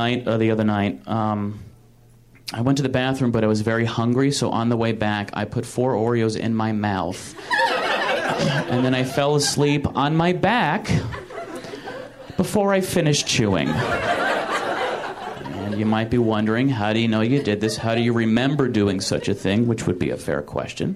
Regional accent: Michigan, United States; moved away; I'm from Michigan originally, which is a shitty state in the Midwest

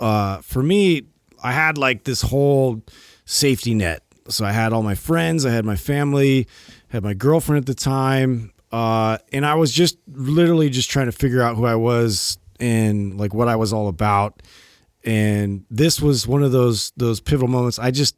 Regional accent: California, United States; we're like from California and like there's no real weather concerns here.

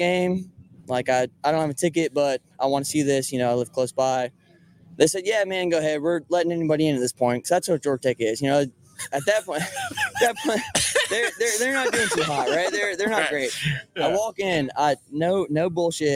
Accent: Holly Springs, North Carolina, United States; moved away as an adult; now in Atlanta, United States; I'm from Holly Springs. Went to NC State

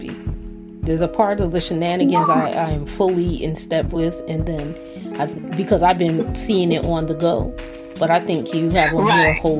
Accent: Barbados; I'm from Barbados

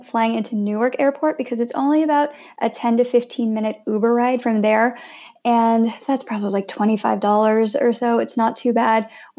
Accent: Philippines; now in Jersey City, United States; And so I'm Filipina, so I'm so excited about all of the Filipino food options that we have here.

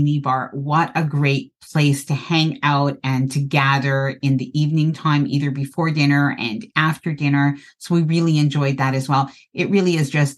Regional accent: Canada; I'm Canadian and I live in a cold climate

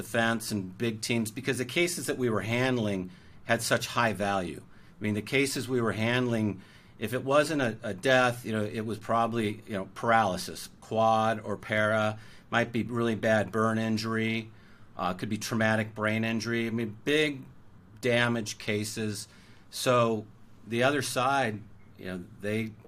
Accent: Orange County, California, United States; I grew up in Orange County, which is sort of conservative.

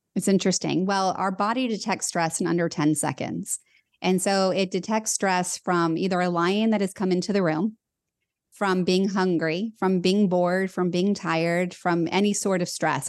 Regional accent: Los Angeles, California, United States; I was born in Los Angeles and it was all I knew

